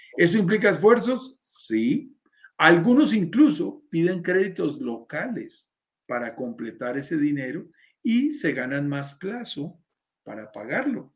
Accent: Bogotá, Colombia; mi país, en Colombia.

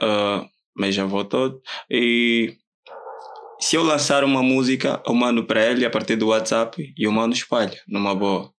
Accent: Viana, Luanda Province, Angola; also born or lived in Huíla, Angola; Nasci na Willa e com os meus 10 anos vim viver aqui. Estava aqui em Luanda

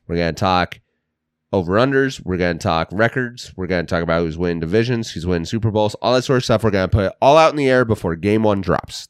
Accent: Russell, Kansas, United States; We're from Kansas. Russell Rangers.

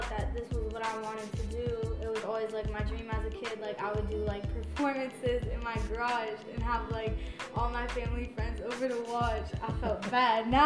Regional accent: Broward County, Florida, United States; also born or lived in West Palm Beach, Florida / Alabama; now in Orlando, United States; I'm from Broward County. I kind of was all over the place between uh, West Palm Beach and Broward growing up.

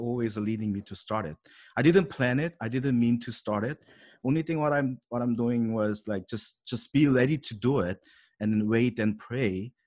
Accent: South Korea; English is a second language; moved away as an adult; now in Canada; I was born in Korea, grew up in Korea about like a twenty-eight year, so sure, it's South Korea, not North Korea

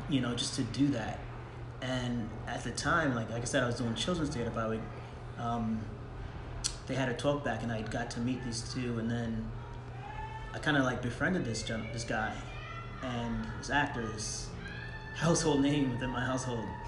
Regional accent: Long Island, New York, United States; born and raised in New York

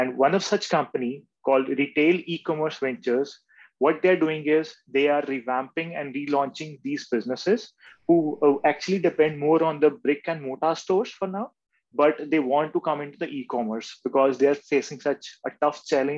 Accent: India; Being an Indian

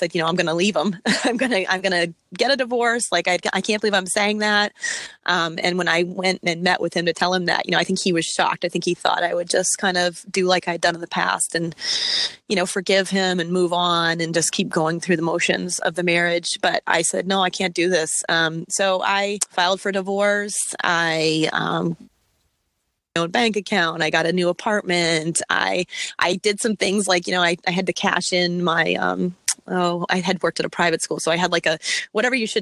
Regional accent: Virginia Beach, Virginia, United States; moved away as an adult; now in Massachusetts, United States; I'm from Virginia. And when I was living in Virginia Beach, that's where my family is and where I grew up for part of my time

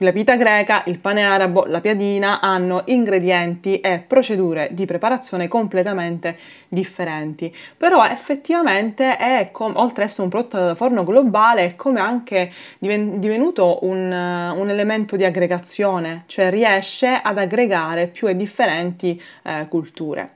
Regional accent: Palermo, Sicily, Italy; da palermitana

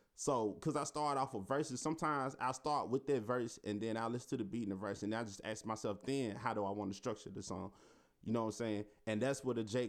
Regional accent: Memphis, Tennessee, United States; I'm from South Memphis

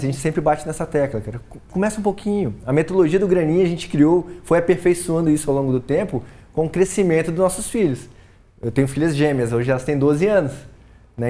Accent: Colatina, Espírito Santo, Brazil; moved away; sou capixaba, sou de Colatina, mas saí muito cedo.

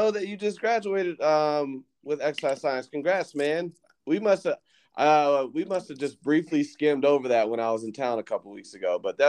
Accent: Jacksonville, Florida, United States; moved away; Jacksonville, Florida, where we both grew up

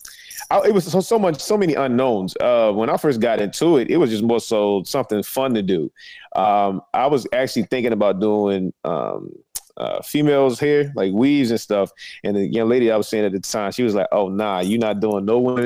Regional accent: Annapolis, Maryland, United States; I'm from Annapolis, Maryland, man. Right, it's right between Baltimore and D.C., the capital of Maryland, born and raised

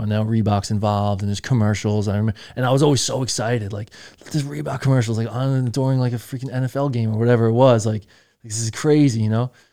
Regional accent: Patchogue, New York, United States; I'm from Patchogue

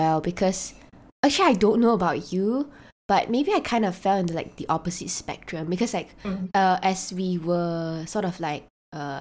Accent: Malaysia; being a Malaysian

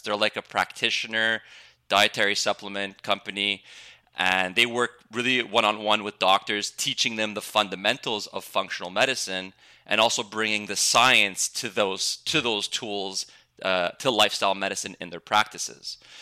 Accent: Montreal, Quebec, Canada; I'm I'm from Montreal, Canada

